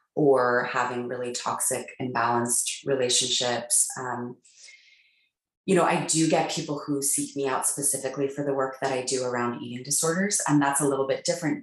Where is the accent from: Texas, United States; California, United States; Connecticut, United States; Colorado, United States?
California, United States; Palo Alto; I grew up in Palo Alto, California